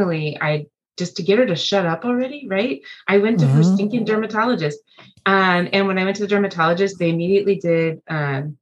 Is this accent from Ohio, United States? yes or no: no; Los Angeles, California, United States; moved away as an adult; now in Leawood, United States; I grew up in Los Angeles, California, and relocated